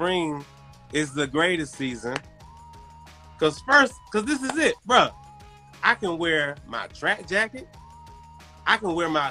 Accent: Shenandoah Valley, Virginia, United States; I'm from the Doha

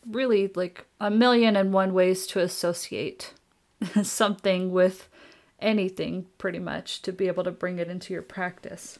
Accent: Oklahoma, United States; growing up in Oklahoma

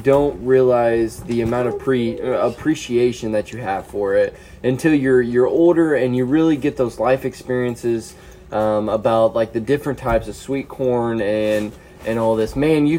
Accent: Indiana, United States; growing up in Indiana

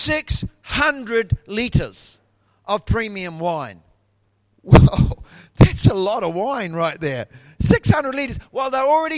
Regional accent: Taranaki, New Zealand; moved away as an adult; now in Brisbane, Australia; I was born in New Zealand and I was born in a province called Taranaki

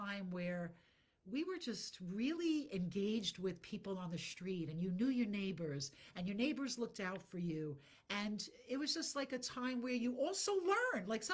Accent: New York City, New York, United States; I'm born in Brooklyn

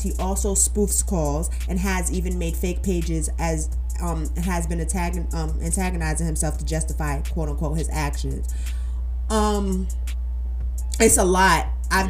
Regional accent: New York City, New York, United States; my hometown, New York, Brooklyn, New York

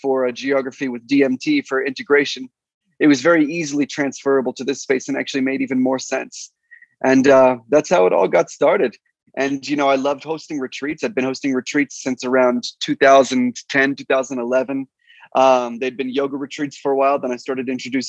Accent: Washington, District of Columbia, United States; moved away as an adult; also born or lived in Virgin Islands; I grew up in Washington, D.C. and the surrounding areas.

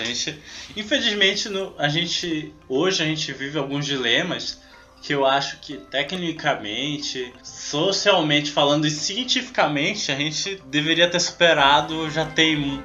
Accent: Amazon, Brazil; eu e tu, nós somos da Amazônia

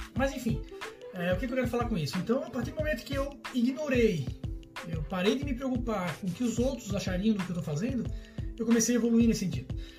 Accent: Florianópolis, Santa Catarina, Brazil; accent: manezinho da ilha; Eu tenho um sotaque relativamente característico do manezinho da ilha

